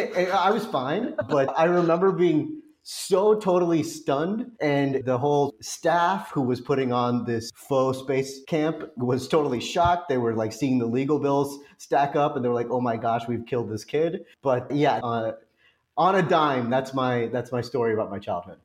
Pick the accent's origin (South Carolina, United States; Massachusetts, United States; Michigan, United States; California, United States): California, United States; Orange County; moved away; also born or lived in Los Angeles / Cincinnati; I was uh, actually born in the city of Orange in Orange County and lived in the city of LA until I was two. But then my parents moved from LA to Orange County, which is where I grew up